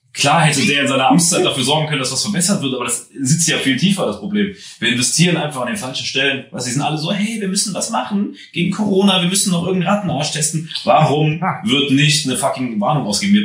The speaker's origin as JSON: {"language": "German", "area": "Trier / Eifel area", "region": "Rhineland-Palatinate", "country": "Germany", "tie": "born or raised there", "moved": "yes", "said": "Ich bin ja auch in der Ecke aufgewachsen, eine halbe Stunde von der, dreiviertel Stunde weg."}